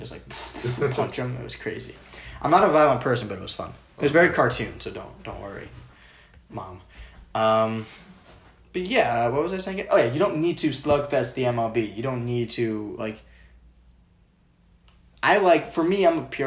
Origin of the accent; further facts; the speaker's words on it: Maryland, United States; As a Marylander.